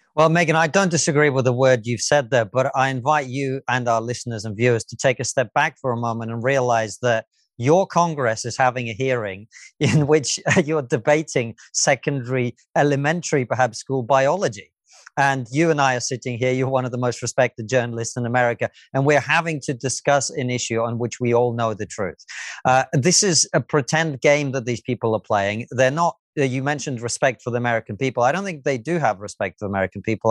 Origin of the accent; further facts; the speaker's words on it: Russia; moved away; I was born in the Soviet Union.